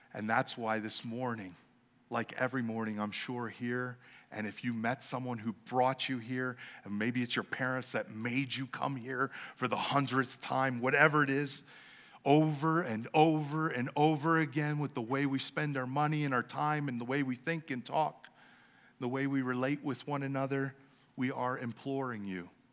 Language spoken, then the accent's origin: English; Los Angeles, California, United States; I'm from Los Angeles